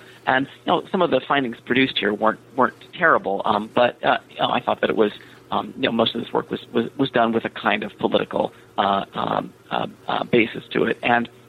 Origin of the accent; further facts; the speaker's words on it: California, United States; So I'm an American, born and raised in the San Francisco Bay Area, and have lived a bunch of places at this point.